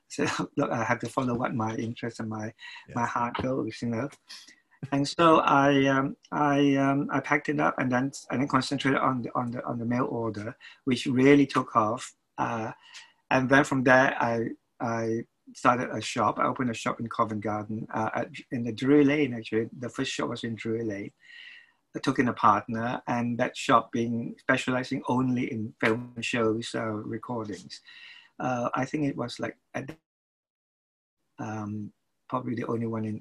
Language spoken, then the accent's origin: English; Kuala Lumpur, Malaysia; moved away as an adult; now in London, United Kingdom; I was born in Kuala Lumpur, Malaysia. As a little boy, my mother took me to see all those wonderful MGM musicals